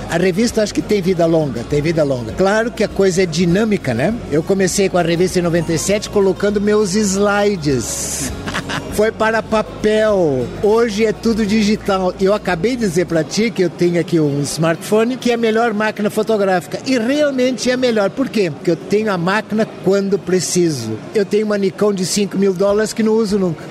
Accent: Brazil; Nós, como brasileiros

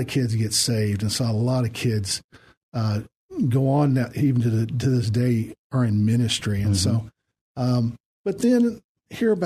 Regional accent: Indiana, United States; moved away as an adult; also born or lived in Alabama; now in San Antonio, United States; I'm originally from Indiana

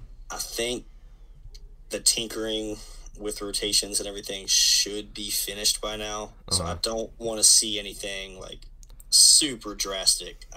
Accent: Central Virginia, United States; I growing up in Central Virginia

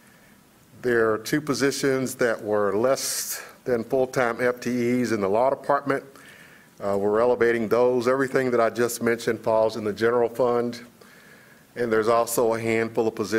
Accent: Kentucky, United States; moved away; I'm from Kentucky

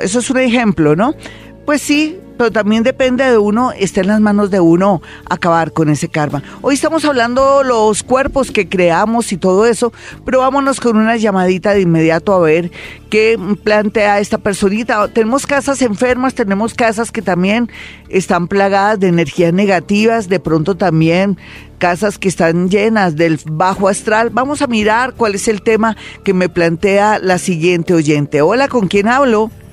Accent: Colombia; somos bellos los colombianos

